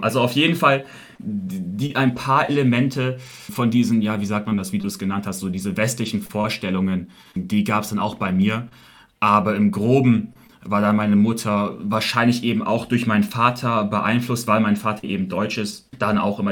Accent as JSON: {"language": "German", "region": "Shanghai", "country": "China", "tie": "born or raised there", "also_born_or_lived": "Beijing, China", "moved": "as an adult", "lives_now": "Munich, Germany", "said": "Ich wurde in China geboren, genau gesagt in Shanghai. Bin dann sehr früh nach Peking gezogen, war dort sechs Jahre, dann wieder zurück nach Shanghai gezogen und dann bin dann wirklich, man kann so sagen, in Shanghai aufgewachsen"}